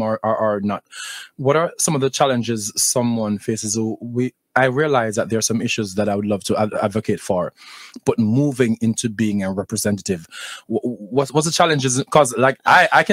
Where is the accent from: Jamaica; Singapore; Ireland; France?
Jamaica; also born or lived in Palm Beach County, Florida; of course I'm Jamaican